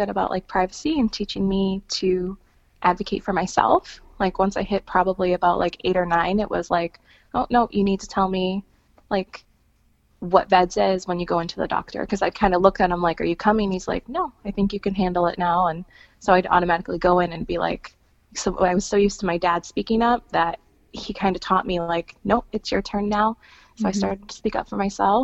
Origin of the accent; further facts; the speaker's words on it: Wisconsin, United States; I'm from Wisconsin